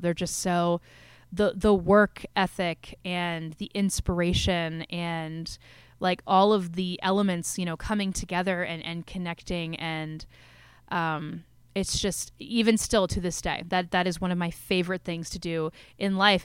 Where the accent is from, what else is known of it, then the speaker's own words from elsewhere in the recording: Maryland, United States; also born or lived in Washington, D.C.; I grew up in Maryland.